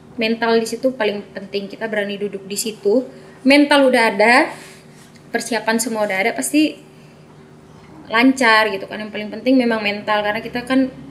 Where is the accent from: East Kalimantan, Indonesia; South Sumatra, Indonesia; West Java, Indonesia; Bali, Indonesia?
Bali, Indonesia; saya asli NTT tapi memang saya membawa nama Bali karena lahir besar di Bali